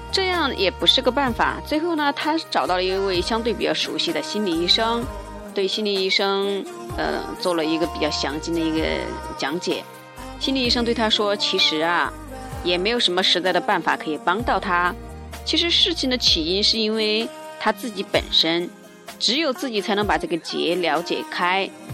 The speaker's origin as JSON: {"language": "Chinese", "country": "China", "said": "我们中国人"}